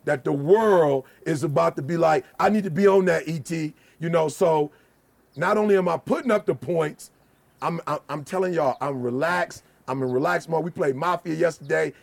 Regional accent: United States; also born or lived in Chicago, Illinois / Detroit, Michigan; I'm from Chicago and Detroit

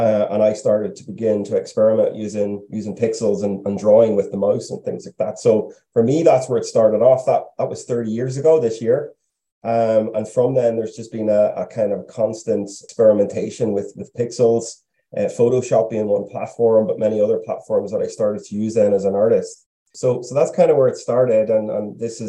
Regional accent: Lurgan, Northern Ireland, United Kingdom; I was born and raised in Lurgan, County Armagh, back in the late 80s into the 90s.

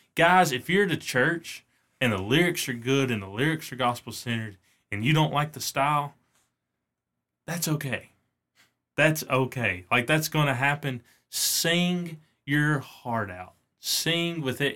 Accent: North Alabama, United States; We're from North Alabama

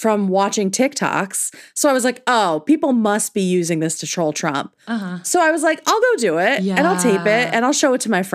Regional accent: Connecticut, United States; I am located in rural New England, where you know I grew up in Connecticut

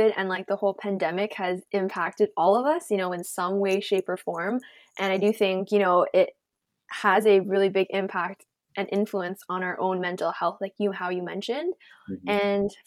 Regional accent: Toronto, Ontario, Canada; I'm born and raised in Toronto, Canada

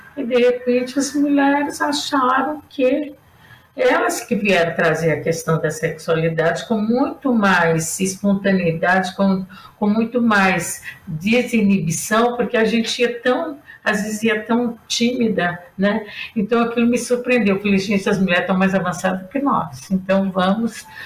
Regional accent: Brazil; nós que somos brasileiras

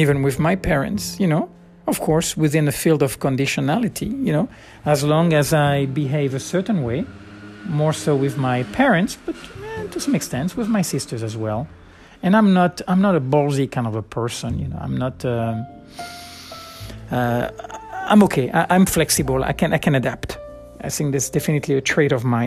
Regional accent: around Bordeaux, Nouvelle-Aquitaine, France; moved away as an adult; I grew up in around Bordeaux. We moved 3 or 4 times, I guess. And, but anyway, always near Bordeaux.

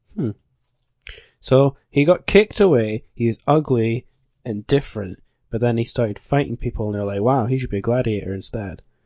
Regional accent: Scotland, United Kingdom; I'm from the land of Scott

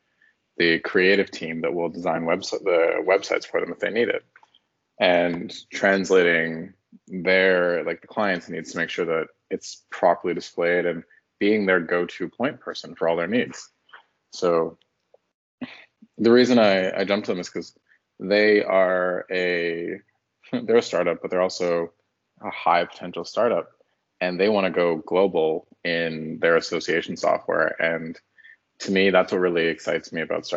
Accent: Toronto, Ontario, Canada; moved away as an adult; also born or lived in Halifax, Nova Scotia; I'm from Ontario

